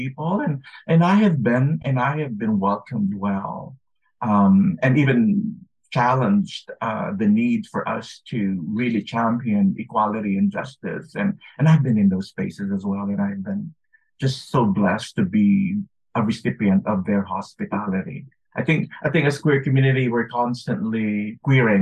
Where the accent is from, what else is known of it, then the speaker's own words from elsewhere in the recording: Philippines; moved away as an adult; now in United States; when I was growing up in the Philippines, and then when I moved to the U.S. to study.